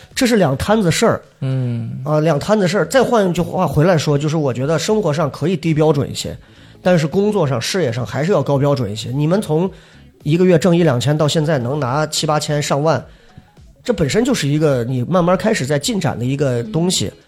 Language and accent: Chinese; Shanxi, China; 你像我们老家呢，就真的是那种在农村里头贼能吃苦，就跟小黑那农，农村里的一样的，就我们家山西老家挑水